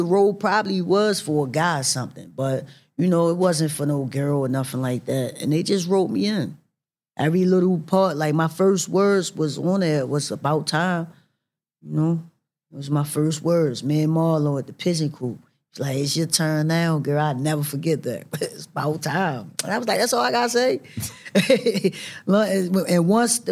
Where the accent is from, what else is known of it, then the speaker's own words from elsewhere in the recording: Baltimore, Maryland, United States; accent: Baltimore; I'm straight from Baltimore